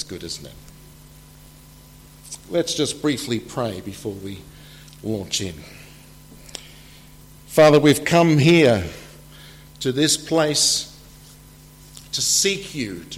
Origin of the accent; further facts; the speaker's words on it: Australia; moved away as an adult; now in England, United Kingdom; I am from Australia originally, and I've been here in England for 10 years